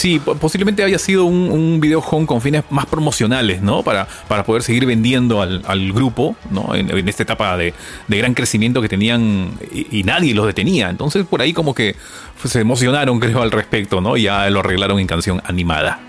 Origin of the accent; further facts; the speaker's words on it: Peru; para los que somos peruanos